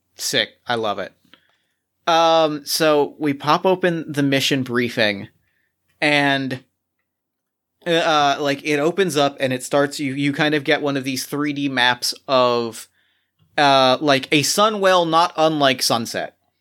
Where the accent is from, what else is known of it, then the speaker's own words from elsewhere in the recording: Philadelphia, Pennsylvania, United States; my hometown of Philadelphia